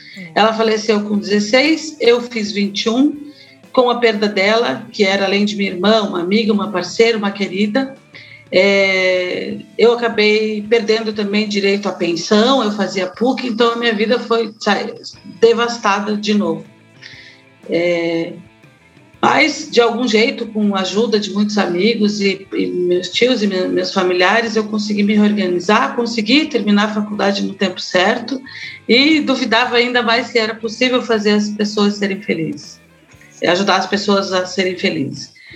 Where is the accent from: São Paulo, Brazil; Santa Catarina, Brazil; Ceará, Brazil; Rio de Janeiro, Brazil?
Santa Catarina, Brazil; Florianópolis; now in Curitiba, Brazil; Éramos seis pessoas felizes até os meus 15 anos em Florianópolis. Eu fui para Florianópolis com quatro anos